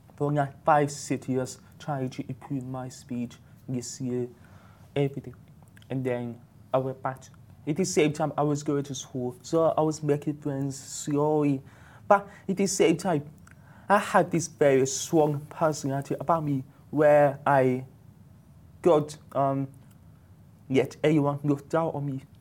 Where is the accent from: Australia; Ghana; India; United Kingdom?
United Kingdom; moved away as an adult; now in Dubai, United Arab Emirates; I was based in UK. I'm from UK. So basically, I moved to Dubai one year